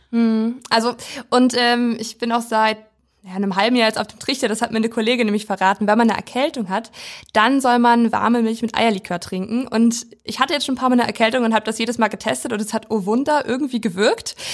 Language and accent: German; Weisen, Brandenburg, Germany; now in Schwerin, Germany; Und wir sind beide auf dem Land groß geworden. Und in ganz verschiedenen Teilen Deutschlands, ich in Brandenburg